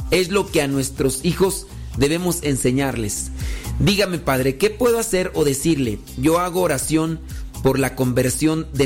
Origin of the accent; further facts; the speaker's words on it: Mexico; Y él es de la India. Yo soy mexicana. Tenemos dos niñas.